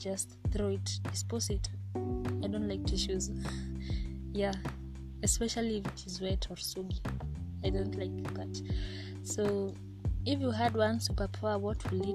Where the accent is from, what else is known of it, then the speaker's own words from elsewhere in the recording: Kenya; first language Kikuyu; English is a second language; I'm from Kenya. I am Kenyan. I'm proudly Kenyan.